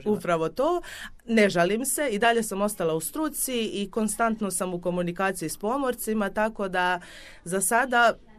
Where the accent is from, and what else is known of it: Dubrovnik, Dubrovnik-Neretva County, Croatia